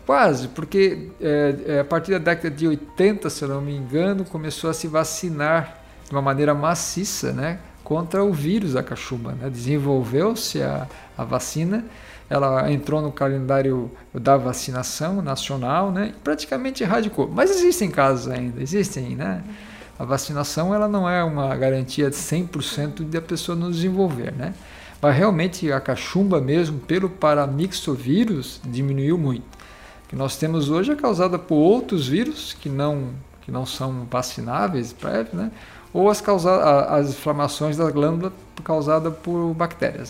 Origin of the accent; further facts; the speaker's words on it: Laguna, Santa Catarina, Brazil; also born or lived in São Paulo; now in Tubarão, Brazil; na verdade eu sou natural aqui do município de Laguna